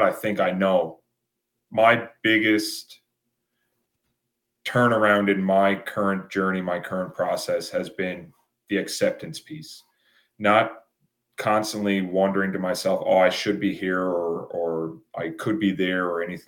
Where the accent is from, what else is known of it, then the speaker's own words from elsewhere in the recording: Newfoundland and Labrador, Canada; being a Newfoundlander.